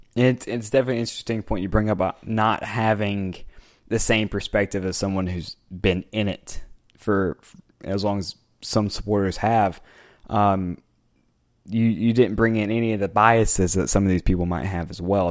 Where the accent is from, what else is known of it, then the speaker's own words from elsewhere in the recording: United States; I'm an American soccer journalist